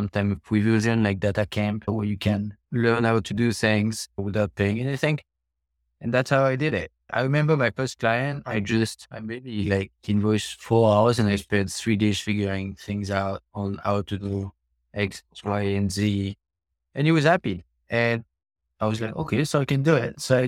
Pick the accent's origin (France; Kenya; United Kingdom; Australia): France; moved away as an adult; also born or lived in China / Hong Kong / Cambodia; now in United States; I was born in France.